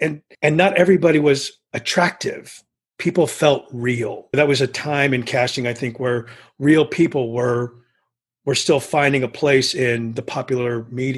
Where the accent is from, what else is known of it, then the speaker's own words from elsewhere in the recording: San Antonio, Texas, United States; I didn't grow up in the valley, but I grew up in San Antonio.